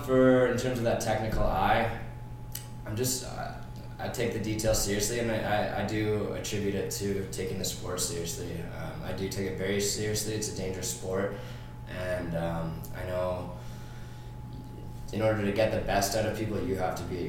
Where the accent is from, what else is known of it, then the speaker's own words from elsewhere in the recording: North Vancouver, British Columbia, Canada; I'm from North Vancouver, British Columbia, Canada.